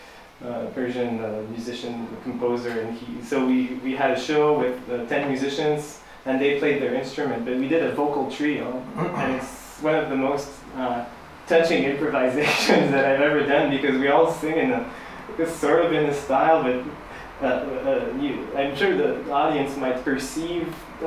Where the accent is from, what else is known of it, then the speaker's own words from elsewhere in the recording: Senegal; So yeah, I'm from Senegal and I play the kora, but I do these like pop shows too.